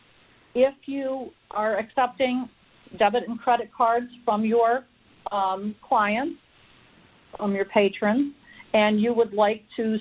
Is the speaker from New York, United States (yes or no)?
yes; upstate New York, United States; now in Scranton, United States; I'm an upstate New York girl